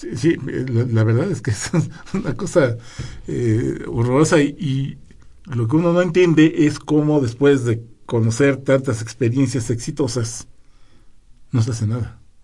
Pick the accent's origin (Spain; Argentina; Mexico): Mexico